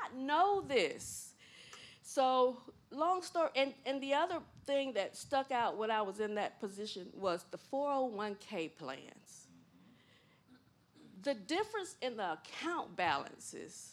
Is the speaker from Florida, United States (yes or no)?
yes; Gifford, Florida, United States; moved away as an adult; also born or lived in Miami, Florida; I was born and raised in Gifford, Florida.